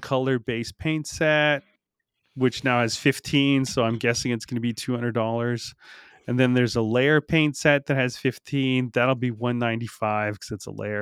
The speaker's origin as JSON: {"language": "English", "country": "Canada", "said": "we're all Canadian"}